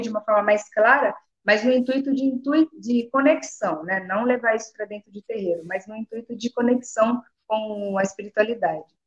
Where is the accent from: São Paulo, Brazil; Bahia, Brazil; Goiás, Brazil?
São Paulo, Brazil; Jundiaí; moved away as an adult; now in Paraná, Brazil; Hoje eu estou no Paraná, mas eu sou nascida em São Paulo, sou de São Paulo, estou aqui faz nem um ano. Hoje eu, hoje eu no Paraná, mas eu sou de Jundiaí